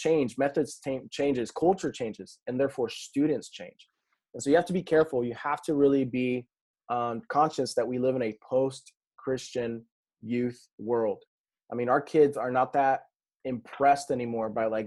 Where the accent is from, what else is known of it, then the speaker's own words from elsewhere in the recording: New Mexico, United States; I come from New Mexico and so there's nothing there